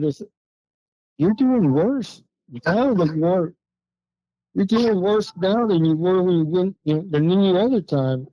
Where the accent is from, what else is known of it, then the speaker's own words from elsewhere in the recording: Texas, United States; moved away as an adult; now in Duluth, United States; I'm from Texas, but I met her in Texas